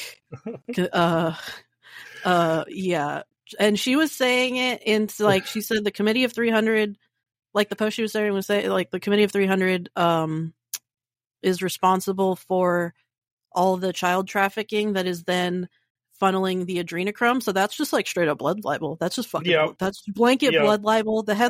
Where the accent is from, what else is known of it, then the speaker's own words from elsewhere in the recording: Cincinnati, Ohio, United States; I'm just traveling. I'm from Cincinnati.